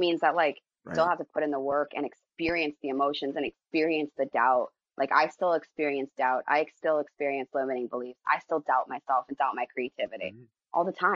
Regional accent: United States; I'm American, love America

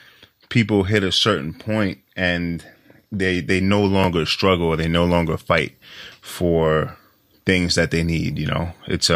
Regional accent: New York, United States; You know, I'm from New York. It's such a different culture, you know.

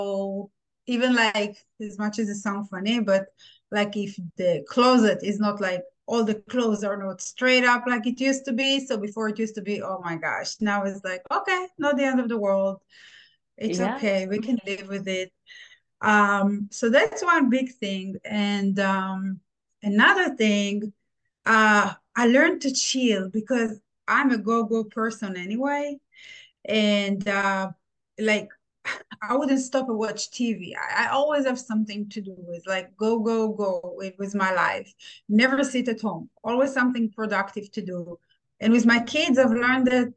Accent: Israel; moved away as an adult; now in United States; I'm from Israel. I immigrated to United States 17 years ago

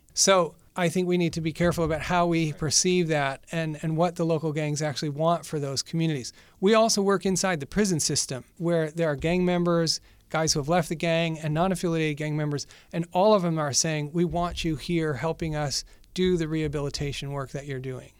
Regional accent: Western New York, United States; moved away as an adult; also born or lived in Boston / El Salvador; I'm originally from Western New York, in a little town, uh, in between Rochester and Buffalo

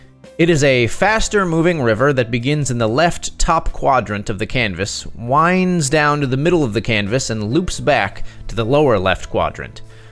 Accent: Pacific Northwest, United States; Also, I grew up in the Pacific Northwest, and so I have those memories to draw from as well.

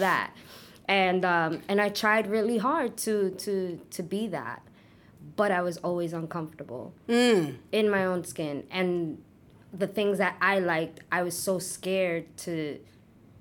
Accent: New York City, New York, United States; I was born and raised in Brooklyn.

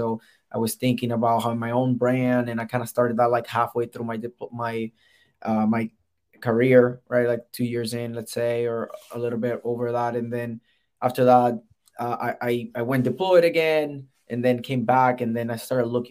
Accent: Puerto Rico; moved away as an adult; So I'm originally from Puerto Rico. I got recruited with the Air Force directly from the island.

